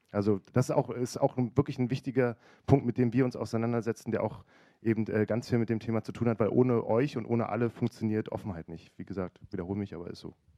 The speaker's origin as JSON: {"language": "German", "region": "Berlin", "country": "Germany", "moved": "yes", "lives_now": "Hamburg, Germany", "said": "ich bin eigentlich Berliner"}